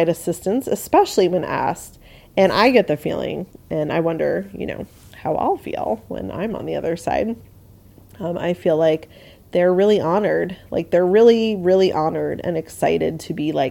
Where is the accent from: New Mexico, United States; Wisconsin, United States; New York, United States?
New York, United States; I grew up in New York